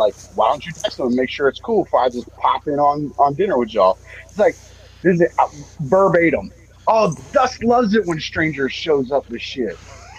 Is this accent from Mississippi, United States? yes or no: no; Tampa, Florida, United States; I grew up in Tampa.